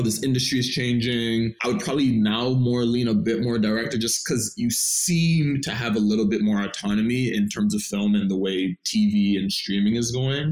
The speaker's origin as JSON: {"language": "English", "town": "Toronto", "region": "Ontario", "country": "Canada", "said": "I'm originally from Scarborough, Malvern"}